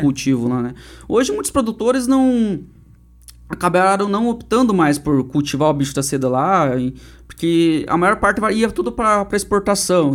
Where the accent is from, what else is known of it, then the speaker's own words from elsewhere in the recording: Turvo, Paraná, Brazil; also born or lived in Guarapuava; eu sou nascido aqui em Guarapuava, uhum. aqui no Hospital Nossa Senhora de Belém. Mas eu sempre brinco assim, que eu só nasci no hospital aqui, mas no outro dia de manhã uhum. já meu pai, Pedro, minha mãe Ivone me colocaram dentro de um Fusca que meu pai tinha na época, e já me levaram lá pro, pro interior de Turvo